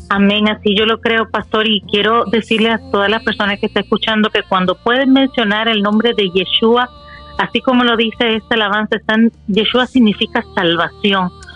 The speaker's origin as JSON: {"language": "Spanish", "country": "Dominican Republic", "tie": "born or raised there", "said": "Soy nacida de la, en la República Dominicana"}